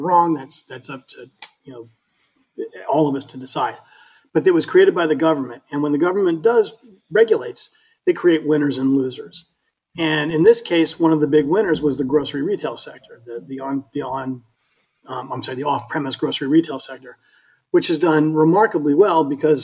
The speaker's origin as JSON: {"language": "English", "region": "Colorado", "country": "United States", "moved": "yes", "lives_now": "Florida, United States", "said": "I'm from Colorado"}